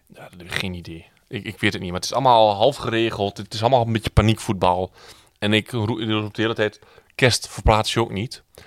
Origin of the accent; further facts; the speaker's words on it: Twente, Overijssel, Netherlands; Ik kom uit Twente.